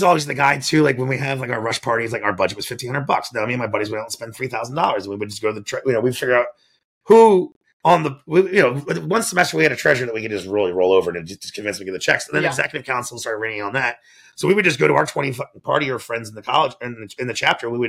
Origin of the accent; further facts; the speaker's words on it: Annapolis, Maryland, United States; moved away as an adult; now in Mount Pleasant, United States; I'm from the Mount Pleasant of Annapolis